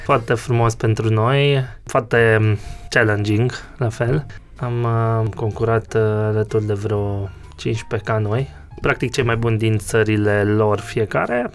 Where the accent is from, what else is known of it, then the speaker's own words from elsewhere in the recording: near Cluj, Cluj County, Romania; moved away as an adult; now in Cluj-Napoca, Romania; eu sunt de lângă Cluj, uh, nu chiar clujan